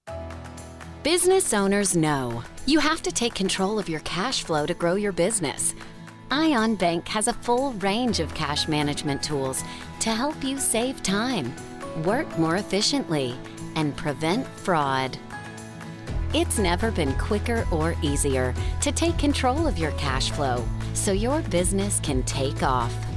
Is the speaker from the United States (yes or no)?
yes; Georgia, United States; moved away; we played music all our lives together growing up in Georgia I grew up in Georgia